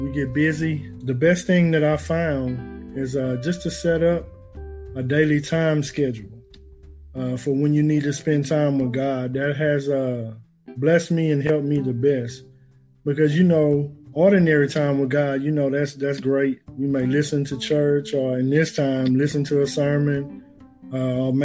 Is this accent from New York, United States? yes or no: no; Beaumont, Texas, United States; moved away as an adult; now in Austin, United States; I'm originally from Beaumont, Texas. Been in the Austin area for about